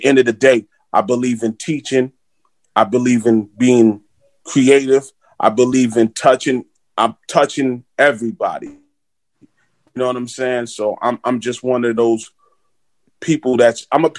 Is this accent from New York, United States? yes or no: yes; New York City, New York, United States; growing up in Flatbush, Brooklyn